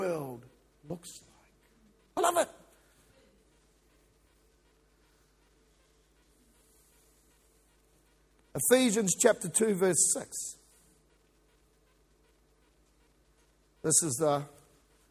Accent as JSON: {"language": "English", "country": "New Zealand", "also_born_or_lived": "Kiwi", "moved": "as an adult", "lives_now": "Victoria, Australia", "said": "I'm a New Zealander"}